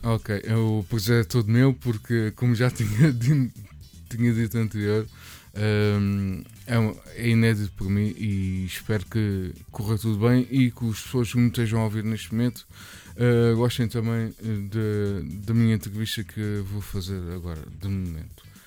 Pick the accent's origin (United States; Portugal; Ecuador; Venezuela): Portugal; Barreiro, Setúbal; eu sou do Barreiro